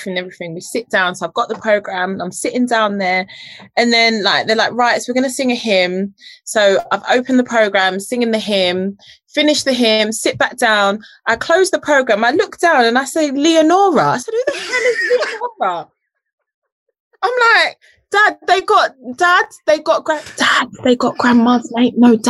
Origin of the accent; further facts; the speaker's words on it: United Kingdom; also born or lived in Jamaica; I was British raised